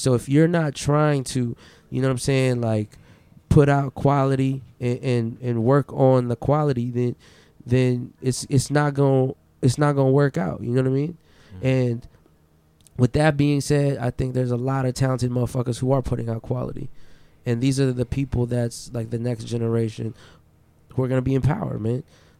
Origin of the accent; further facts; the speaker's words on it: Philippines; Like being a Filipino is like something that you carry with excellence.